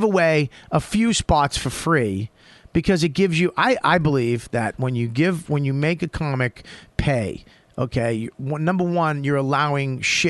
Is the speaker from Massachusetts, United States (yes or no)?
yes; Malden, Massachusetts, United States; accent: Boston; moved away as an adult; now in New York, United States; I was born in Malden.